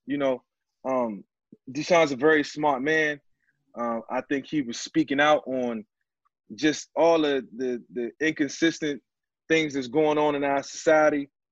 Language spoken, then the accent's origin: English; Newport News, Virginia, United States; now in Florida, United States; my hometown, Newport News, where, where I grew up